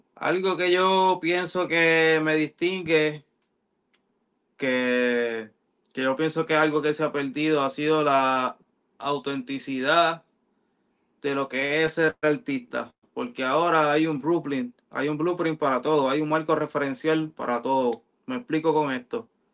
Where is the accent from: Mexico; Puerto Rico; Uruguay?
Puerto Rico; Mayagüez; en la plaza pública de Mayagüez, de mi pueblo